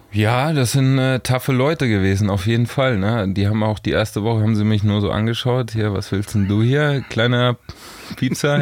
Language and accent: German; Lower Franconia, near Frankfurt, Bavaria, Germany; moved away as an adult; also born or lived in Hamburg; Also ich bin in der Nähe von Frankfurt groß geworden, ähm, ja. noch Bayern aber, äh, Unterfranken.